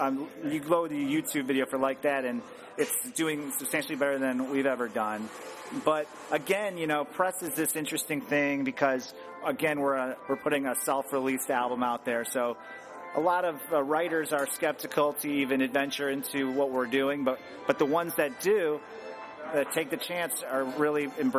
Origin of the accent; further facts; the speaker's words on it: Chicago, Illinois, United States; We're from Chicago.